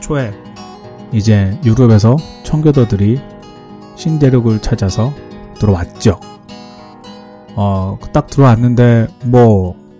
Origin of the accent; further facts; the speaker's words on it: South Korea; now in United States